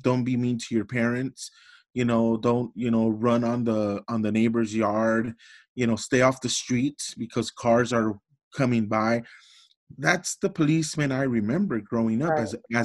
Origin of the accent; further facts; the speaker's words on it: Los Angeles, California, United States; I grew up in Los Angeles in the projects.